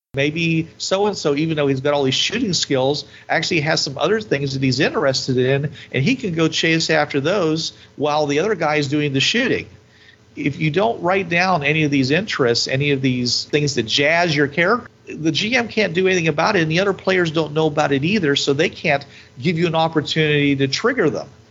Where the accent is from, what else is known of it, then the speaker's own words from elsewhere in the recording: United States; I'm an American